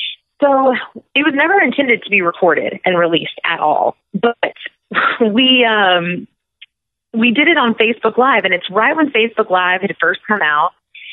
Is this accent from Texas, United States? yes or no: yes; Garland, Texas, United States; my hometown, which is Garland, Texas.